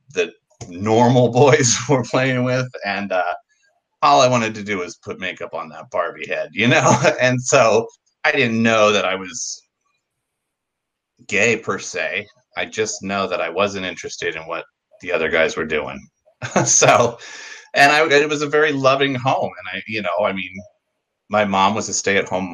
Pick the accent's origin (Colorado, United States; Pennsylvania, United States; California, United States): California, United States; San Diego; also born or lived in Pacific Beach, San Diego; as a kid growing up in San Diego